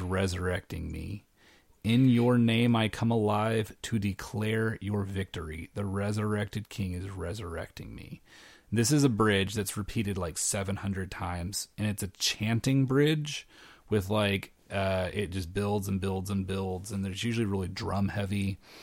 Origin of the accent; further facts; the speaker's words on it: Arkansas, United States; moved away as an adult; also born or lived in Tennessee; now in Saint Louis, United States; I grew up in Arkansas, which was right next to Oklahoma